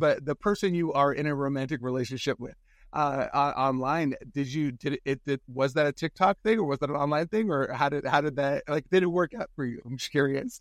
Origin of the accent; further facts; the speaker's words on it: San Francisco, California, United States; I grew up in San Francisco